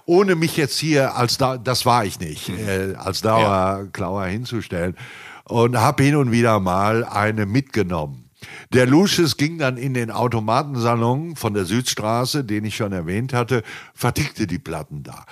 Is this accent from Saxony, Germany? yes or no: no; Hamm, North Rhine-Westphalia, Germany; also born or lived in Münster; Ich bin innerhalb von Hamm sehr viel umgezogen